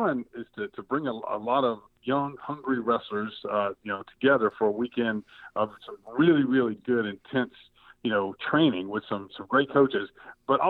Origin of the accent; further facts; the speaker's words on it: South Georgia, United States; Growing up in South Georgia